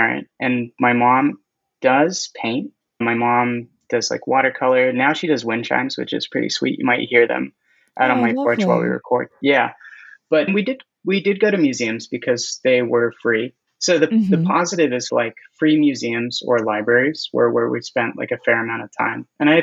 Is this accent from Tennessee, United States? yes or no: no; Inland Empire, Southern California, United States; now in Long Beach, United States; I am from Southern California, but I'm from the Inland Empire